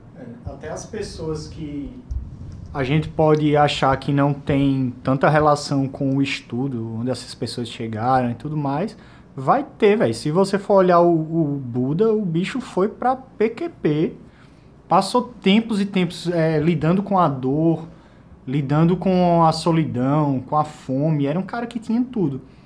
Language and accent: Portuguese; Caruaru, Pernambuco, Brazil; also born or lived in Recife; eu cresci em Caruaru, né? Eu fui estudar em Recife